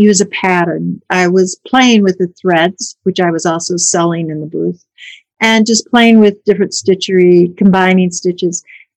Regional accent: Colorado, United States; born there; also born or lived in Minnesota; now in Chicago, United States; I was born in Colorado. When I was older, my parents bought a farm in Minnesota. So I lived on the farm for a few years and then went away to school there.

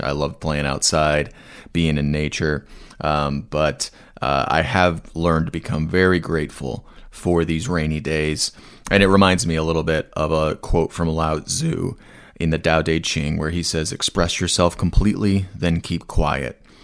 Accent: Asheville, North Carolina, United States; my hometown of Asheville, North Carolina

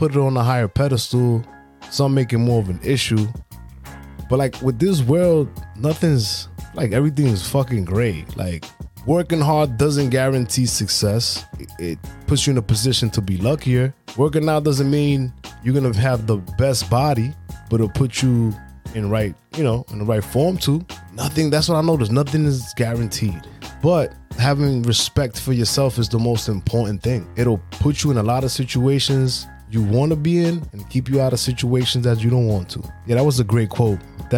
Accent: New York City, New York, United States; I'm from Brooklyn

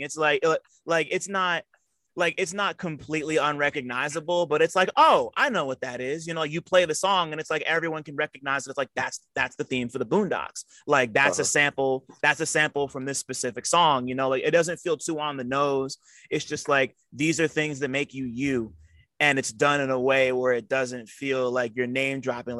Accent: Montclair, New Jersey, United States; I grew up in Montclair, New Jersey

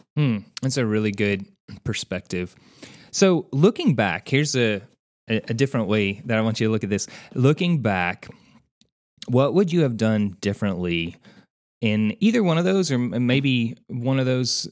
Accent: Santa Claus, Indiana, United States; I grew up in Santa Claus, Indiana

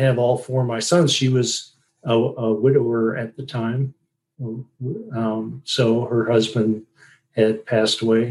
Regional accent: Sturgeon Bay, Wisconsin, United States; I grew up in a little town called Sturgeon Bay, Wisconsin

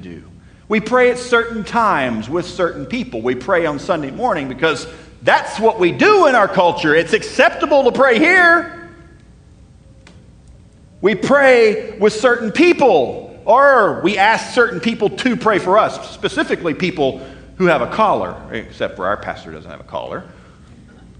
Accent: North Texas, United States; I grew up in North Texas in the middle of nowhere with strong Texas accents

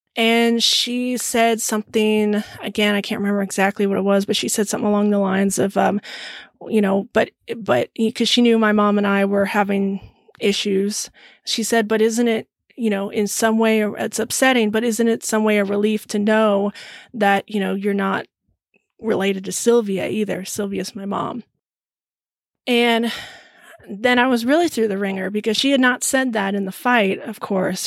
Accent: Lemmon Valley, Nevada, United States; also born or lived in Sparks, Nevada / Reno, Nevada; now in Texas, United States; I grew up in um, Lemon Valley, which is a little bit north of Reno, Nevada. I was born there in Sparks, Nevada.

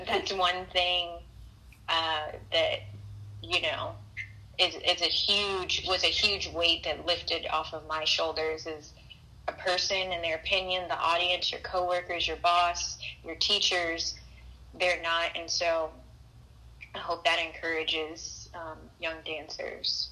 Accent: California, United States; I'm actually from California, so most a lot of my family is here.

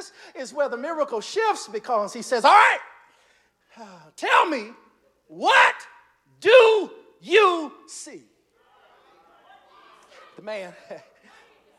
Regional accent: North Carolina, United States; now in Augusta, United States; I'm from down south. I'm from North Carolina

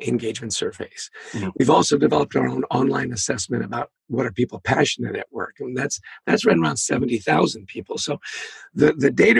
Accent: Canada; I grew up in Canada

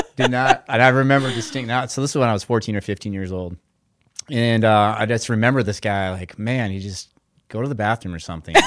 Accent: Brainerd, Minnesota, United States; I'm from Brainerd, Minnesota, and grew up there

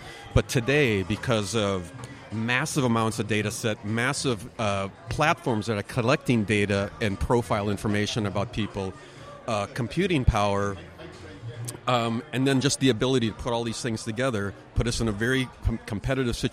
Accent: Minneapolis, Minnesota, United States; moved away as an adult; now in California, United States; I'm a transplant from the Midwest. I was born born up in Minneapolis.

